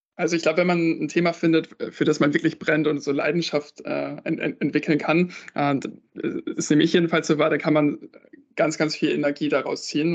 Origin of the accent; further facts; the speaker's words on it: Northern Germany, Germany; ich bin in Norddeutschland aufgewachsen